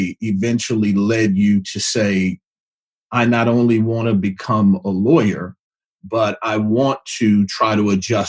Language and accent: English; Detroit, Michigan, United States; I grew up in Detroit.